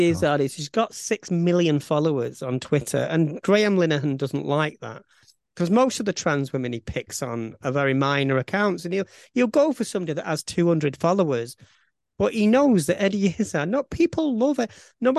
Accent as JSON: {"language": "English", "town": "Bolton", "region": "North West England", "country": "United Kingdom", "accent": "Bolton", "said": "my Bolton accent"}